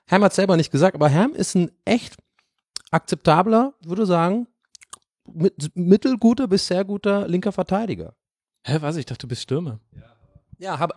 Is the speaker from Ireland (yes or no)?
yes; Ireland; weil ich bin in Irland geboren und da aufgewachsen und ähm, ich bin mit Liverpool und Manchester United aufgewachsen.